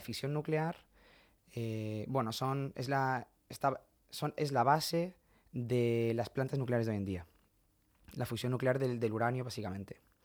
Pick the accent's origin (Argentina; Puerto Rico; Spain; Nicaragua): Spain; Region of Murcia; also born or lived in Madrid / France; now in Massachusetts, United States; yo me siento muy murciano y muy español